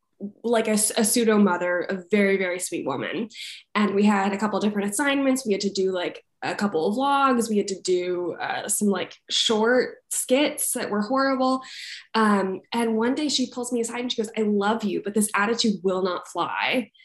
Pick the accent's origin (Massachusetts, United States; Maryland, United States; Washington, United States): Maryland, United States; Montgomery Village; moved away as an adult; now in Los Angeles, United States; I grew up in Montgomery, Maryland, just outside DC.